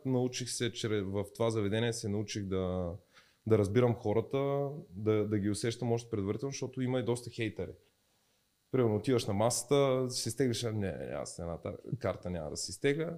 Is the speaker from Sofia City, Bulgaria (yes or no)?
no; Dobrich, Dobrich Province, Bulgaria; moved away as an adult; also born or lived in Varna; now in Sofia, Bulgaria; аз съм от Добрич